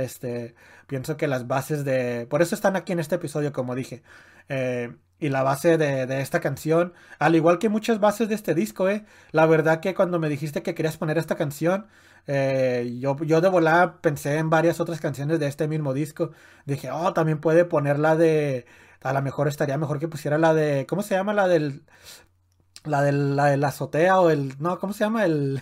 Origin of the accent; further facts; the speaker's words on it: Mexico; a nosotros como mexicanos